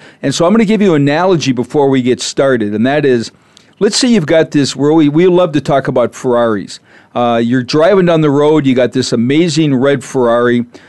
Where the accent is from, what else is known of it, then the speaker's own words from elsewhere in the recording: Minnesota, United States; You know, I'm from Minnesota originally, so I know what that's like when it's 60 below and your car won't start.